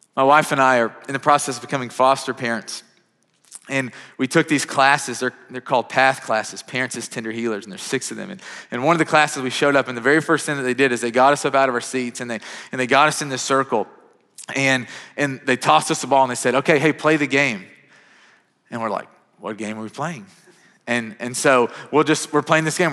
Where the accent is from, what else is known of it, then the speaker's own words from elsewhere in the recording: Kentucky, United States; now in Mount Juliet, United States; growing up, I'm from Kentucky.